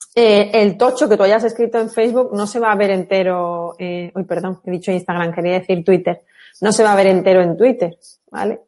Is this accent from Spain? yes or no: yes; Málaga, Andalusia, Spain; las malagueñas lo tenemos un poco más fácil, la gran mayoría somos malagueñas